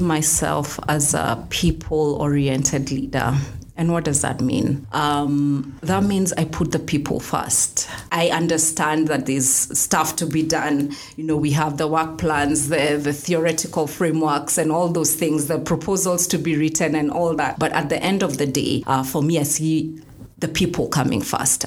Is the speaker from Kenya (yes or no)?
yes; Kenya; And I'm a Kenyan. And I love being a Kenyan